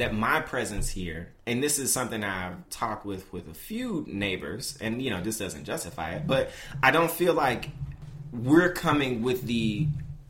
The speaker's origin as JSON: {"language": "English", "town": "Memphis", "region": "Tennessee", "country": "United States", "moved": "yes", "lives_now": "Brooklyn, United States", "said": "I'm from Memphis. I'm from North Memphis"}